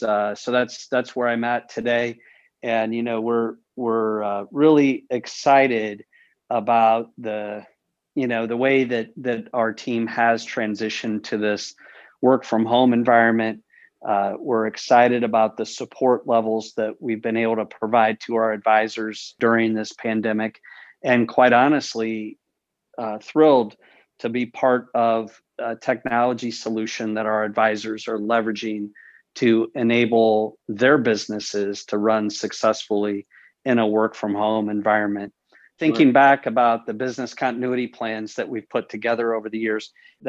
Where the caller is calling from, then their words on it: Omaha, Nebraska, United States; Yeah, so David, I'm joining you from our office here in Omaha, Nebraska.